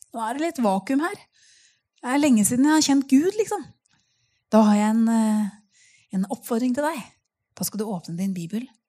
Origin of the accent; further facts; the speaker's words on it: Nøtterøy, Vestfold, Norway; also born or lived in Tønsberg; Jeg kommer jo helt fra Nøtterøy